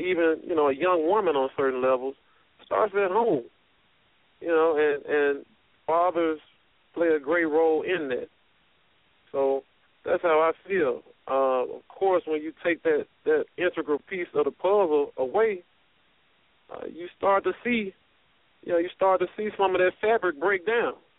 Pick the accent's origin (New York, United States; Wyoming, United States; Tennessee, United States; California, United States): Tennessee, United States; Memphis; moved away; Born and raised in Memphis, Tennessee